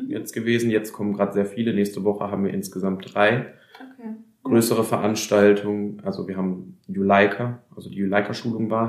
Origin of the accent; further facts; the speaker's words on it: Breisach, Baden-Württemberg, Germany; Ich komme aus Breisach und wir sitzen hier in unserem Jugendraum in Freiburg, im Jugendwerk Freiburg.